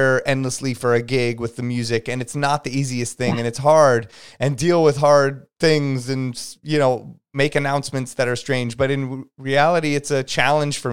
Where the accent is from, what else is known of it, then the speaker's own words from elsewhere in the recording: Los Angeles, California, United States; also born or lived in Santa Monica; I am from LA here. I grew up in Hollywood